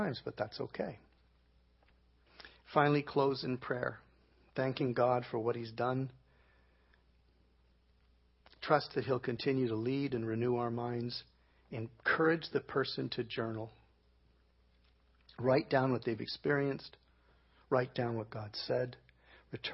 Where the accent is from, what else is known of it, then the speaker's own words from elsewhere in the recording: Canada; I'm from Canada.